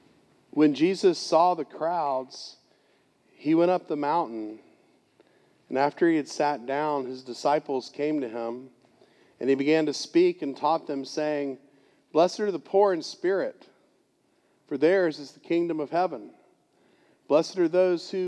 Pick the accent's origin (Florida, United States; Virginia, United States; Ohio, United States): Florida, United States; Gainesville; moved away; Gainesville, Florida, my hometown